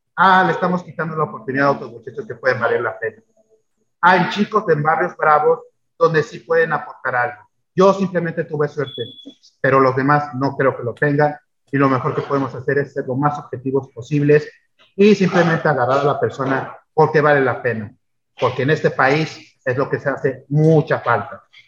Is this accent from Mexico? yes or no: yes; Mexico; los mexicanos también armamos